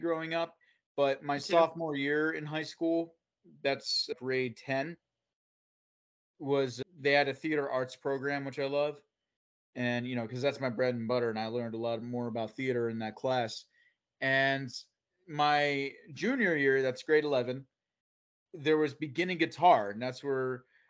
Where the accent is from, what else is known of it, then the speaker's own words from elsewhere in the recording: central New Jersey, United States; also born or lived in Florida; I'm a homegrown Jersey boy. So in the central Jersey area